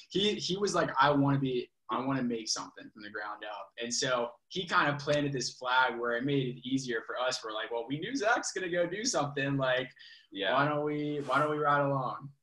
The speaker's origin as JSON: {"language": "English", "town": "Richmond", "region": "Virginia", "country": "United States", "tie": "born or raised there", "said": "I grew up in Richmond, Virginia"}